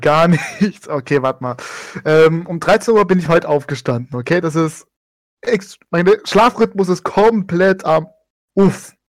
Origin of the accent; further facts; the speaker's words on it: Stuttgart, Baden-Württemberg, Germany; Ich komme aus Baden-Württemberg, Acker aus Stuttgart.